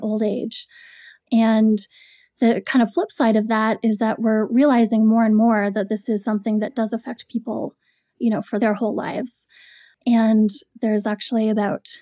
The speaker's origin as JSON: {"language": "English", "town": "Toronto", "region": "Ontario", "country": "Canada", "tie": "born or raised there", "moved": "yes", "lives_now": "New York, United States", "said": "I grew up in Toronto, Canada. I moved to New York."}